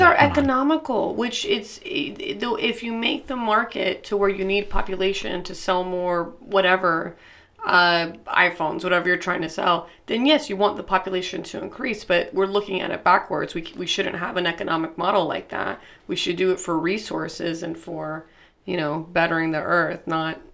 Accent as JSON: {"language": "English", "area": "Highlands County", "region": "Florida", "country": "United States", "said": "I'm from Highlands County"}